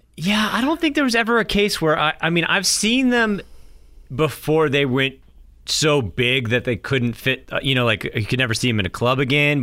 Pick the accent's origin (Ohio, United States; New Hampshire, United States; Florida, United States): New Hampshire, United States; Durham; moved away; I grew up in Durham